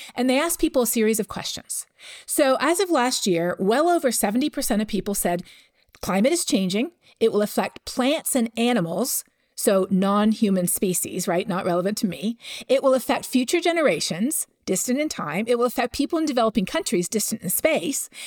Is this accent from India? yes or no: no; Canada; I'm from Canada